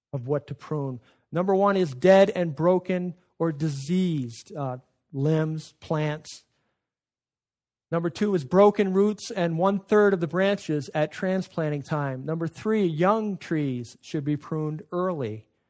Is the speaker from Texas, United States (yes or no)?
no; Adirondacks, North Country of New York, United States; I was growing up in the North Country of New York in the Adirondacks